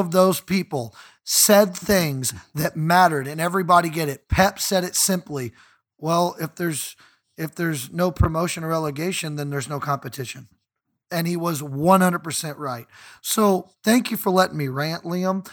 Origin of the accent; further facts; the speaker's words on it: United States; I'm an American fan. I was not born in East London